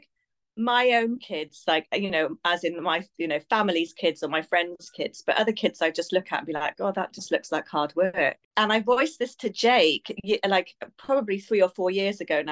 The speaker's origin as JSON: {"language": "English", "town": "Abergavenny", "region": "Wales", "country": "United Kingdom", "tie": "born or raised there", "moved": "yes", "said": "I'm from Wales. Yeah, grew up in a really small rural town in Abergavenny"}